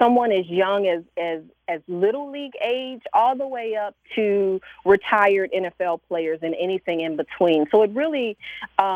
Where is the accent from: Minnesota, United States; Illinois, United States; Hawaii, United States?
Illinois, United States; Chicago; growing up in Chicago, I grew up a sports fan